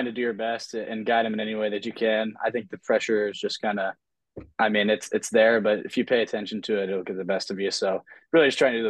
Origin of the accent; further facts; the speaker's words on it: Texas, United States; also born or lived in Philadelphia; I think of myself as a native Texan. I know I was born in Philly, but I moved, like, 6 times and then pretty much settled in Texas in, like, 4th grade around there.